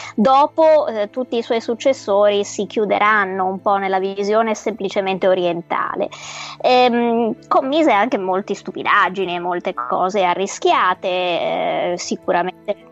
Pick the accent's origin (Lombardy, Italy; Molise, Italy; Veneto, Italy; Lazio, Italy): Veneto, Italy; Venice; sono veneziana